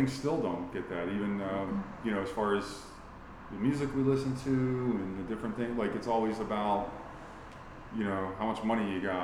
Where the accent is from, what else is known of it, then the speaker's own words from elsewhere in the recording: St. Petersburg, Florida, United States; being born and raised in sunny St. Pete, Florida